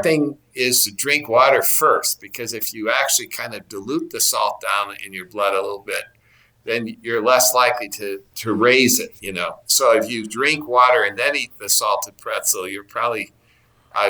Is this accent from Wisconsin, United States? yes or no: yes; Wisconsin, United States; I'm from Wisconsin